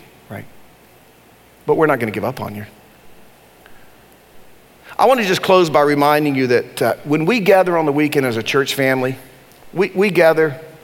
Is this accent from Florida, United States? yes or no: no; Durham, North Carolina, United States; I grew up in Durham, and I'm one of the few white people that ever graduated from my high school, Hillside High School in Durham.